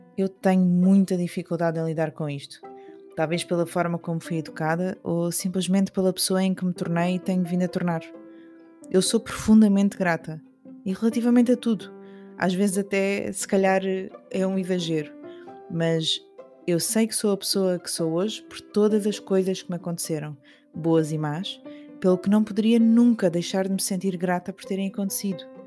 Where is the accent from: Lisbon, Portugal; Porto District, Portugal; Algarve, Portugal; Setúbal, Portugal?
Algarve, Portugal; minha infância no Algarve